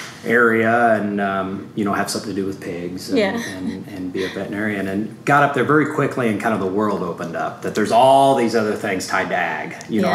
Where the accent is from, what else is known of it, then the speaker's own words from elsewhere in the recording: Brazil, Indiana, United States; I grew up in Southwest Indiana in a small town in Clay County, Brazil, Indiana.